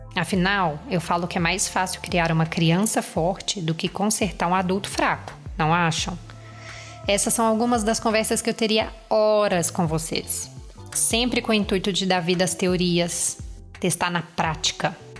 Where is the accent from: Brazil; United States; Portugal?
Brazil; Minas Gerais; eu sou mineira